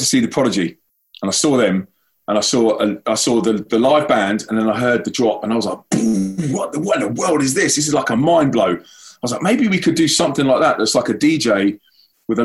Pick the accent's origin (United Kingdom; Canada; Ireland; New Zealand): United Kingdom; London; moved away as an adult; now in Manchester, United Kingdom; I'm from London.